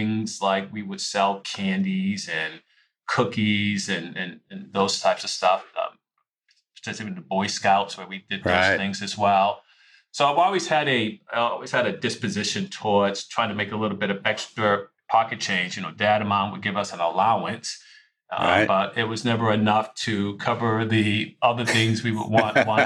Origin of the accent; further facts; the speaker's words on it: Boston, Massachusetts, United States; I always had a summer job growing up in Boston